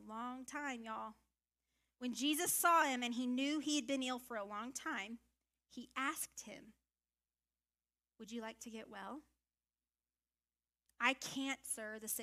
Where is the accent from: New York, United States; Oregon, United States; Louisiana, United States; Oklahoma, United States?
Louisiana, United States; I'm from Louisiana, y'all, so I think about swamps. I'm not that kind of Louisiana girl, but I am a Louisiana girl.